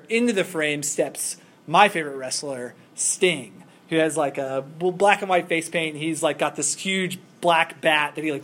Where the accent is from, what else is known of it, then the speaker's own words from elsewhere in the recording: Kentucky, United States; I'm from Kentucky